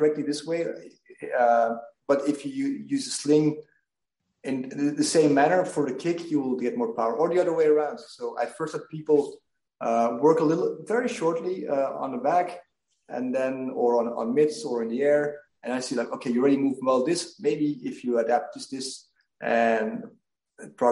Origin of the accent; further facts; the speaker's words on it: Belgium; I'm from Belgium